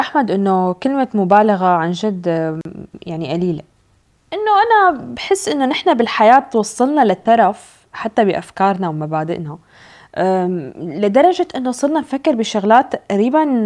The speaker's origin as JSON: {"language": "Arabic", "country": "Syria", "moved": "yes", "lives_now": "Norway", "said": "انا اجي كسوريه حتى لو انا عايشه بالنرويج"}